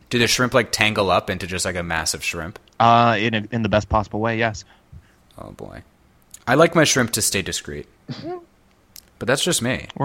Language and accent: English; Toronto, Ontario, Canada; now in Washington, United States; I'm from Toronto.